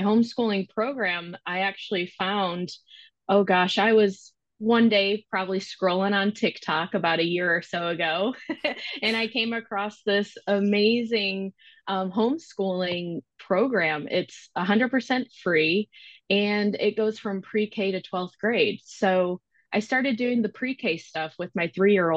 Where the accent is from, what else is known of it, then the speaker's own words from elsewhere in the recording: Michigan, United States; moved away as an adult; now in Knoxville, United States; I do currently live in Knoxville, Tennessee in the U.S. I am originally from Michigan.